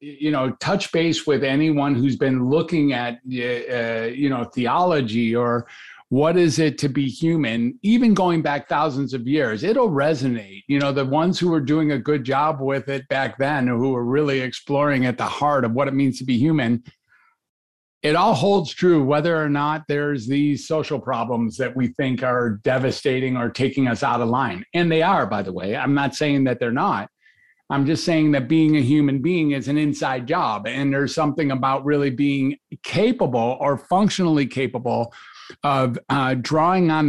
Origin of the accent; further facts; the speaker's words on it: Detroit, Michigan, United States; also born or lived in Ann Arbor, Michigan; I grew up in Detroit and I went to the University of Michigan